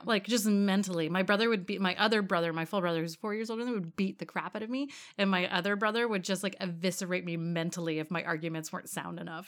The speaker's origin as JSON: {"language": "English", "town": "Hamilton", "region": "Ontario", "country": "Canada", "tie": "born or raised there", "said": "I was born in Hamilton"}